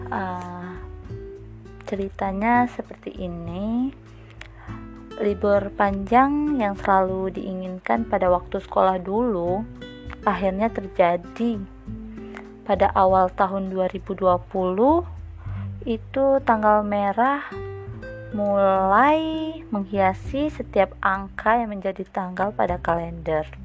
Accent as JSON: {"language": "Indonesian", "town": "Lingga", "region": "Riau Islands", "country": "Indonesia", "said": "asal aku dari Lingga"}